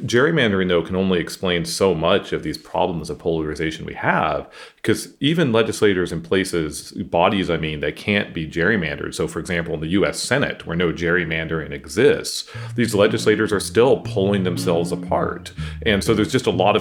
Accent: Central Valley of California, United States; I grew up in California, and I grew up in the Central Valley of California, which is sort of the farming part of California.

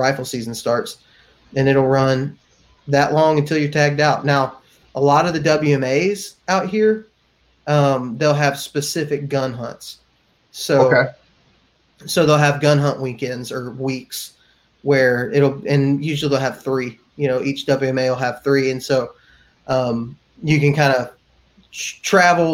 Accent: Texas and Alabama, United States; I was raised in the South. I was raised in Texas and in Alabama

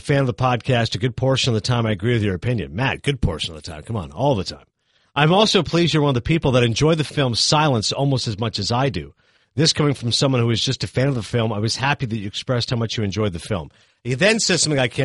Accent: Kingston, Ontario, Canada; moved away; also born or lived in Hollywood, California; I grew up in Kingston

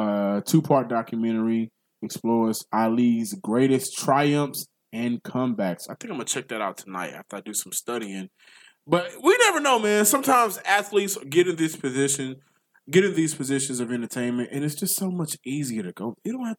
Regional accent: the South, United States; If I had to choose my pie, I'm from the South.

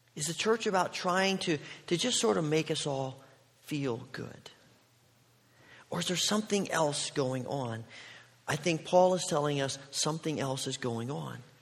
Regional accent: Indiana, United States; moved away as an adult; also born or lived in Oregon; I grew up in Indiana

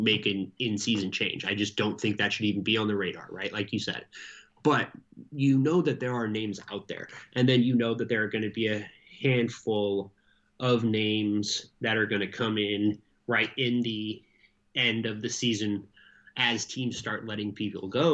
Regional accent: United States; as an American

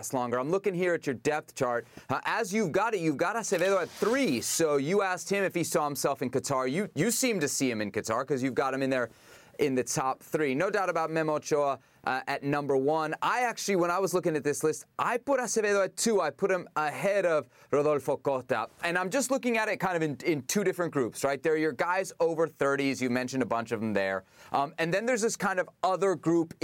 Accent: United States; I was a young kid growing up in the States

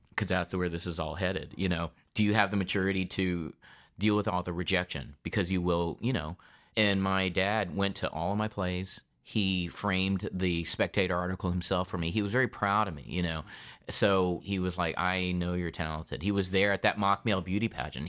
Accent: North Carolina, United States; also born or lived in Detroit, Michigan; I was born in Detroit, Michigan, and I moved to North Carolina when I was four years old.

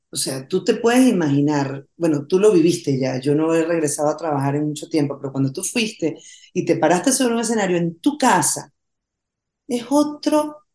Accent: Venezuela; estrenemos esto el día de mi cumpleaños número 50 en Venezuela, por Cristo, pasar mi cumpleaños en mi país

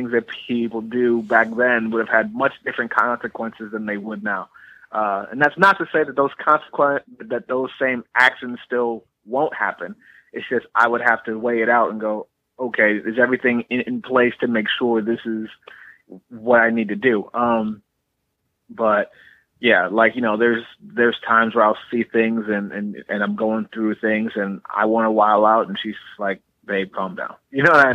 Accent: Cleveland, Ohio, United States; growing up in Cleveland

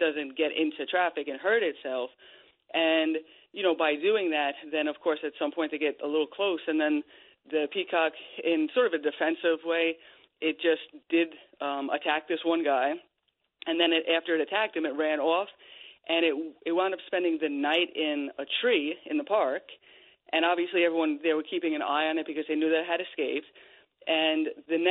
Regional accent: Long Island, New York, United States; I grew up in Long Island

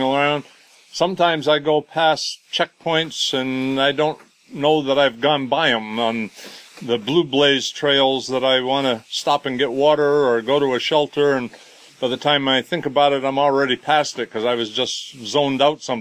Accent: Rockland, Maine, United States; also born or lived in Connecticut; now in Mesa, United States; I was born up here in Maine and always lived out, always been out in the woods since I was a kid

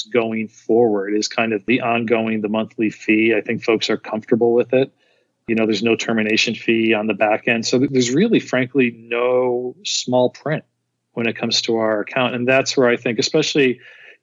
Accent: Scranton, Pennsylvania, United States; also born or lived in Philadelphia; I'm from Philly originally, actually Scranton

